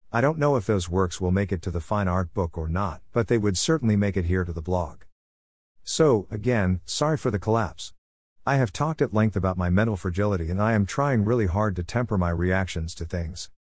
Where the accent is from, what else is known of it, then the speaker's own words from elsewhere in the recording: Newfoundland and Labrador, Canada; I am the Newfoundlander who is trying to preserve some of our history